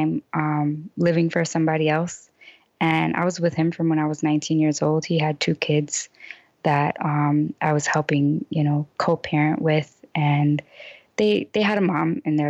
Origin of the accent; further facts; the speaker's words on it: Chicago, Illinois, United States; moved away as an adult; I grew up in Chicago, I was still starting over because I hadn't lived in Chicago for over 4 years